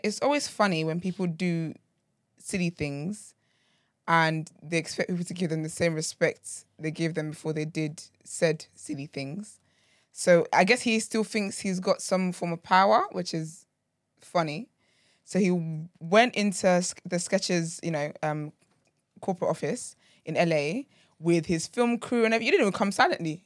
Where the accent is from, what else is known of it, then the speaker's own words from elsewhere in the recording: Nigeria; I'm Nigerian